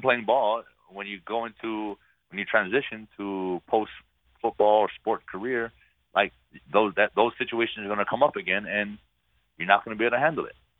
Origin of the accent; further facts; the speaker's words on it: Hawaii, United States; moved away as an adult; I'm from Hawaii